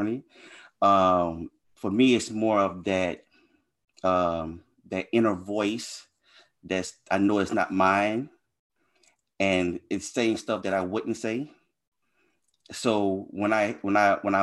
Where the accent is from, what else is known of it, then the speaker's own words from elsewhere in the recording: Louisiana, United States; I was raised in Louisiana, so I grew up in a pretty bad neighborhood